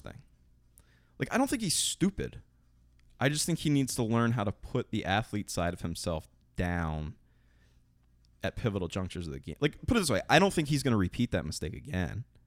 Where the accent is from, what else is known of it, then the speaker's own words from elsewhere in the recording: Tobyhanna Army Depot, Pennsylvania, United States; I grew up near Toby Hen Army